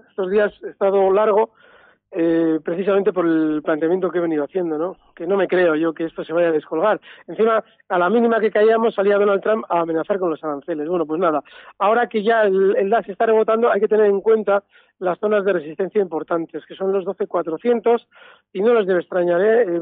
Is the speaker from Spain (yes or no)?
yes; Madrid, Community of Madrid, Spain; buenos días … de Madrid.